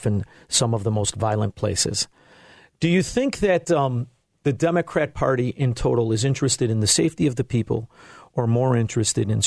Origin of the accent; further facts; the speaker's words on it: Chicago, Illinois, United States; I'm from Chicago